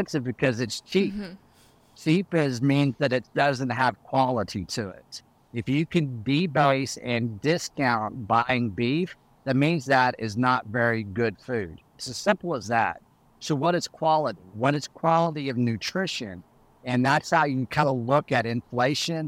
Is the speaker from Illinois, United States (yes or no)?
no; Canyon, Texas, United States; I come from Texas, West Texas. I grew up around cows